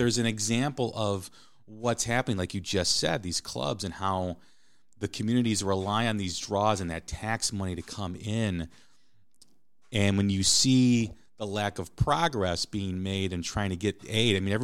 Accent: Des Plaines, Illinois, United States; the hometown that I grew up in, I grew up outside of Chicago in Des Plaines, Illinois

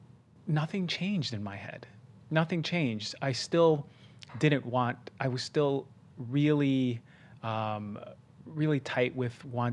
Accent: Queens, New York, United States; also born or lived in New Jersey; like growing up in Queens, it was more humble of beginnings. And then even throughout early life when I moved to New Jersey.

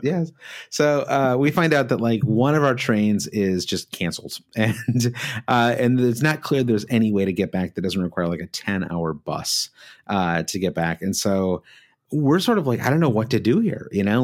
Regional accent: Michigan, United States; we grew up in Michigan, where you've got Tiger Stadium

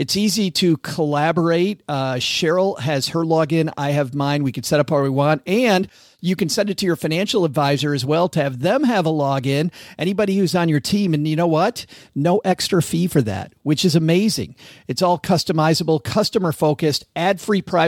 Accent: Kalamazoo, Michigan, United States; my hometown of Kalamazoo

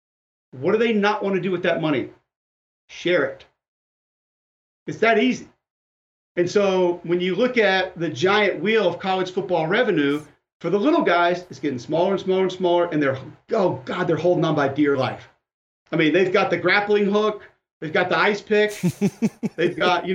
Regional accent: Birmingham, Alabama, United States; also born or lived in Homewood, Alabama; I grew up in Birmingham

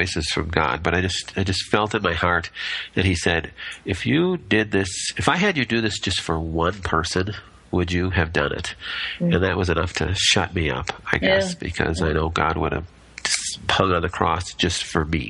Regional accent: Minnesota, United States; also born or lived in Monterrey, Mexico; We're from Minnesota.

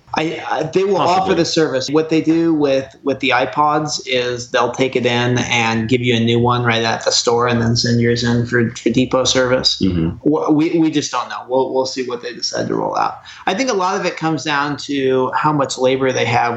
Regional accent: Oregon, United States; moved away; I'm actually originally from Oregon

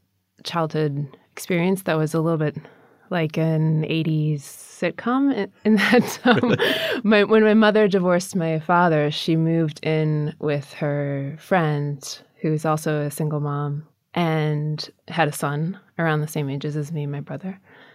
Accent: Minnesota, United States; In Minnesota.

